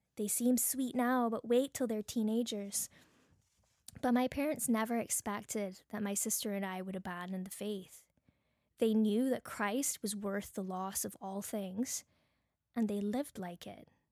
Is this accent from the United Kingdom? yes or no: no; Barbados; accent: Bajan; now in Canada; my Bajan accent